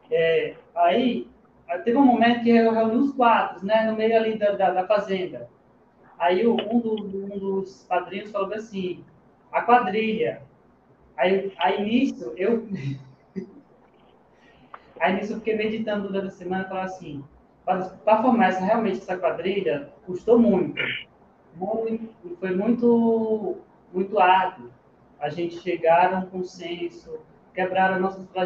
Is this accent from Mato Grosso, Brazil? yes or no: no; Bom Jesus da Lapa, Bahia, Brazil; moved away as an adult; also born or lived in Serra do Ramalho; now in Caçapava, Brazil; Sou natural de Bom Jesus da Lava, mas a minha família sempre residiu em Serra do Ramalho, uma cidade próxima.